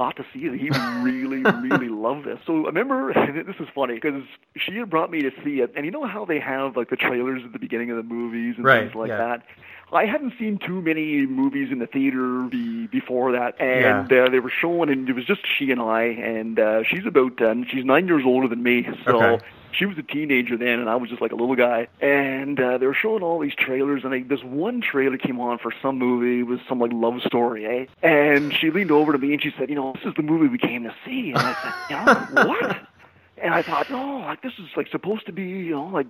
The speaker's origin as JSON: {"language": "English", "town": "Ottawa", "region": "Ontario", "country": "Canada", "tie": "born or raised there", "said": "I was born and raised in Ottawa, Ontario, Canada"}